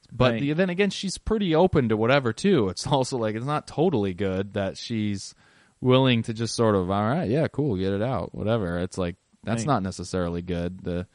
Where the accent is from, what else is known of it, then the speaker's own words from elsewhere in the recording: Washington, United States; we are from Washington State